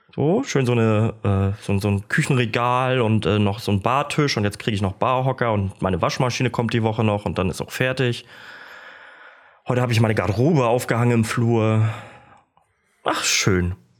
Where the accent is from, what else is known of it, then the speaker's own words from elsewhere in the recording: Kiel, Schleswig-Holstein, Germany; moved away; also born or lived in Stralsund; in meiner alten Heimat in Kiel, Emschenhagen, da bin ich groß geworden